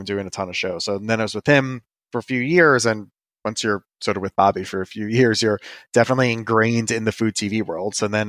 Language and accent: English; Westchester, New York, United States; also born or lived in Brooklyn; Yes, I was born in Brooklyn and I grew up in Westchester and I went to NYU and I've never lived anywhere else.